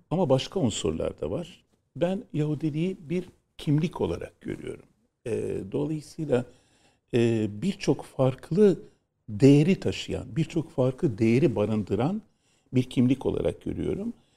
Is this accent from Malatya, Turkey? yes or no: no; Istanbul, Turkey; memleket neresi? Dedi. İstanbul dedim